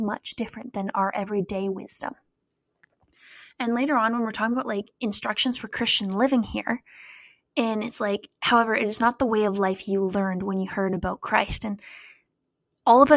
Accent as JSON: {"language": "English", "town": "Cranbrook", "region": "British Columbia", "country": "Canada", "tie": "born or raised there", "moved": "yes", "said": "my hometown of Cranbrook"}